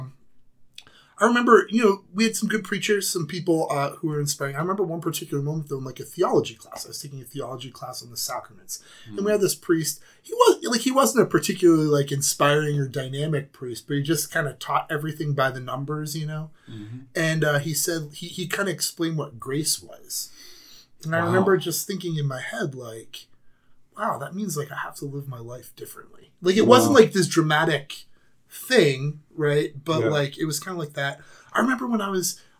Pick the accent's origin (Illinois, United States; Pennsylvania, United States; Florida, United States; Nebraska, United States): Pennsylvania, United States; Erie; I grew up in Erie, Pennsylvania